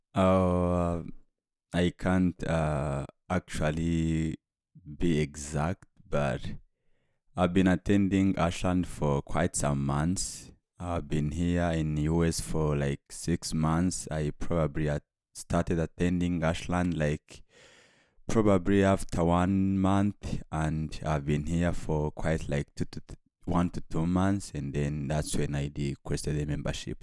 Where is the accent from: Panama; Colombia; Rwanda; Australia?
Rwanda; moved away as an adult; now in United States; I'm from Rwanda, uh, because it's where I grew up